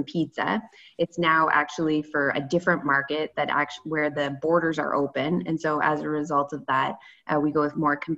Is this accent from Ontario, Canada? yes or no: yes; Stormont County, Eastern Ontario, Canada; moved away as an adult; also born or lived in Kingston / Guelph; now in Toronto, Canada; I grew up in Eastern Ontario in the lovely Stormont County and came to Toronto to start working for DFO